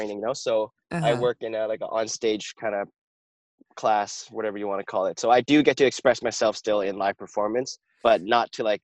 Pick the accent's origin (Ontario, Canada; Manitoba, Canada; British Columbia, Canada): British Columbia, Canada; Vancouver; I'm from Vancouver, BC